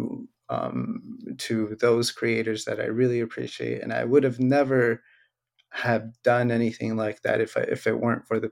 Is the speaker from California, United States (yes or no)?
yes; Hollister, California, United States; also born or lived in Riverside, California; I'm born and raised in Hollister